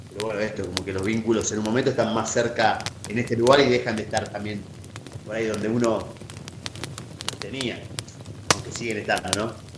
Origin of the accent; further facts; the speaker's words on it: Buenos Aires, Argentina; moved away as an adult; now in Bariloche, Argentina; nacido y criado en en Capital Federal, en el barrio de Caballito